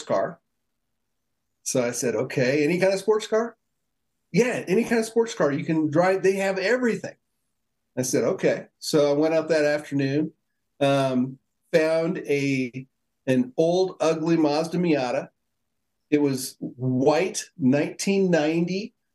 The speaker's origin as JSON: {"language": "English", "town": "Indianapolis", "region": "Indiana", "country": "United States", "tie": "born or raised there", "also_born_or_lived": "Colorado", "moved": "yes", "said": "I grew up in Indianapolis, Indiana, the home of racing in the United States"}